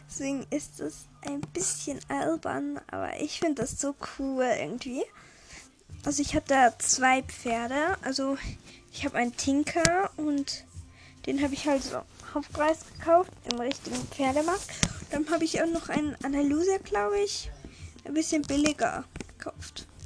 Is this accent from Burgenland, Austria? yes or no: no; Vienna, Austria; also bei uns in Österreich hat, glaube ich, noch, haben noch alle, glaube Weil wir, also wir in Wien halt, unsere Sommerferien sind das erste aus